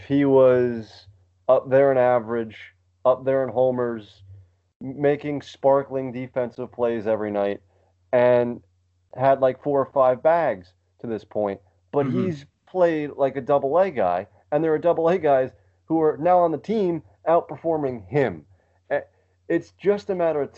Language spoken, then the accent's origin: English; New York City, New York, United States; part of being a New Yorker.